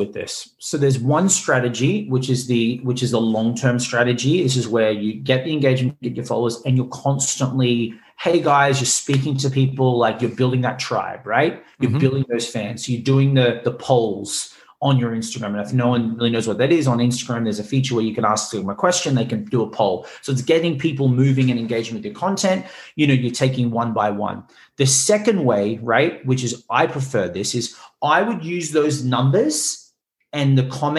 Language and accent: English; Australia; now in Los Angeles, United States; I'm Australian, like, you know, but I lived around the world